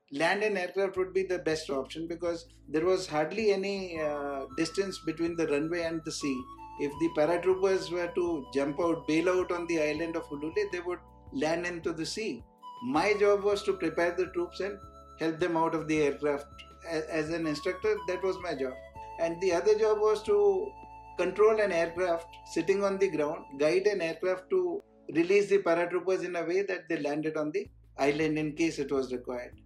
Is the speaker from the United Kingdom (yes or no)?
no; Ujjain, Madhya Pradesh, India; also born or lived in Rewa, Madhya Pradesh; I was born in Ujjain, Madhya Pradesh